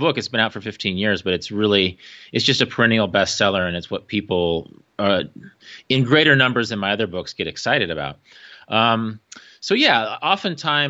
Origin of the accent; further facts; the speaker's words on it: Wichita, Kansas, United States; moved away as an adult; also born or lived in Oregon / Korea; now in Salina, United States; I was born in Wesley Hospital. Okay. Grew up around 21st and West Street, on the west side. I went to OK Elementary, Hadley Junior High in Wichita North